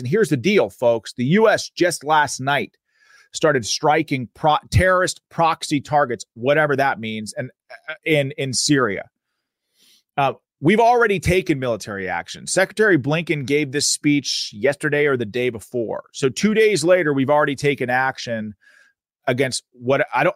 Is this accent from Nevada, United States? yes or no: no; Pennsylvania, United States; my home state, the Commonwealth of Pennsylvania